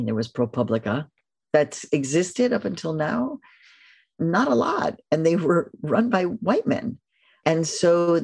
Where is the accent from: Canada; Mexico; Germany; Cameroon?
Mexico; moved away; all of my cousins that I grew up with in Mexico